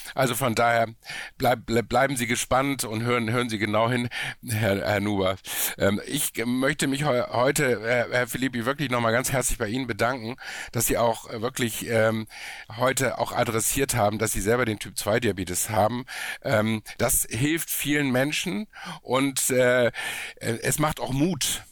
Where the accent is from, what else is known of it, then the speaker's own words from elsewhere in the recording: Hamburg, Germany; ich komme aus Hamburg